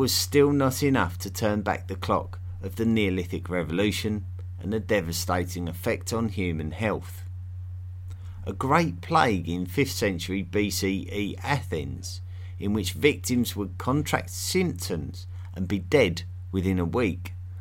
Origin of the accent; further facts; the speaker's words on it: England, United Kingdom; Personally, I come from England, which is well known as a country where the people love their tea.